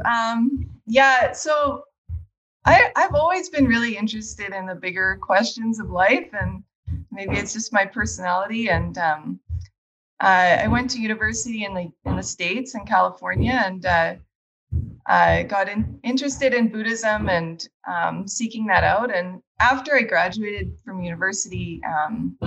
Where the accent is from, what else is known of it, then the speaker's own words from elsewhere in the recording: Calgary, Alberta, Canada; also born or lived in Banff; I grew up in Calgary and skiing